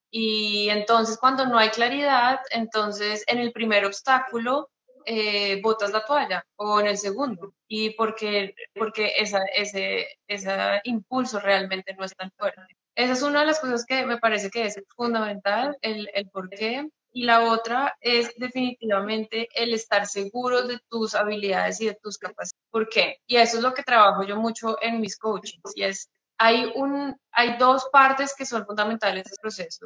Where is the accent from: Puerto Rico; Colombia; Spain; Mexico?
Colombia; moved away as an adult; now in Hamburg, Germany; soy colombiana